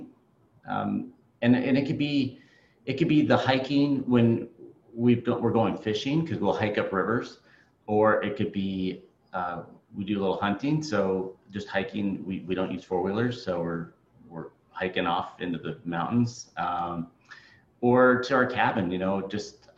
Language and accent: English; California, United States; moved away as an adult; now in Alaska, United States; I'm from California